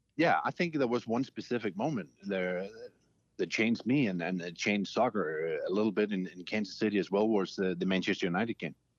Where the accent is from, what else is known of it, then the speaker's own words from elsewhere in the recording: Denmark; moved away; I'm from Denmark.